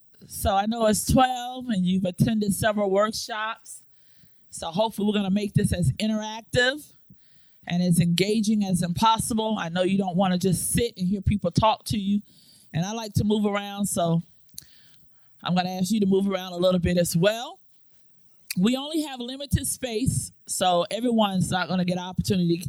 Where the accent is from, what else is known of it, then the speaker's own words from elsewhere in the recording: Florida, United States; moved away as an adult; also born or lived in Hampton, Virginia; now in Newport News, Virginia, United States; I am originally from Florida. I've been in Hampton, Virginia, Newport News, Virginia for the last 14 years.